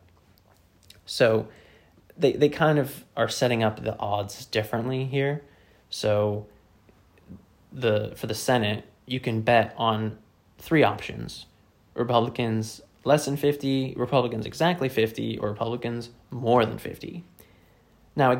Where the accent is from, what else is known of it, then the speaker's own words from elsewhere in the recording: Virginia, United States; now in United Kingdom; my home state of Virginia